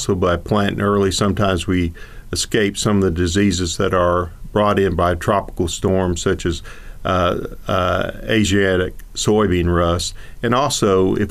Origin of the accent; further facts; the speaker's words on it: Cullman, Alabama, United States; moved away as an adult; also born or lived in South Georgia; Before coming back home, I'm originally from Coleman, Alabama. I wanted to come back to North Alabama